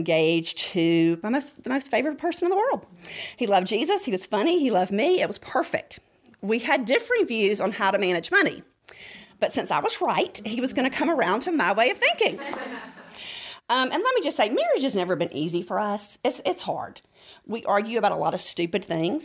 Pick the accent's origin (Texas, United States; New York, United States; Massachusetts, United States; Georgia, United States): Georgia, United States; Rome; I grew up in Rome, Georgia.